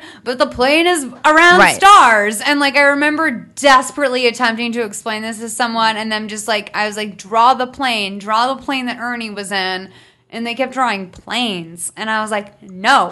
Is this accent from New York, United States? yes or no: no; Boston, Massachusetts, United States; I grew up saying I'm from Boston